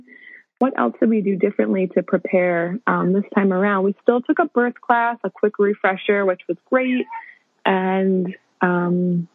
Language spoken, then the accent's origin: English; Jersey Shore, New Jersey, United States; also born or lived in Harlem, New York City; now in New York City, United States; I was born and raised on the Jersey Shore, so that's where I hail from. And now I live in Harlem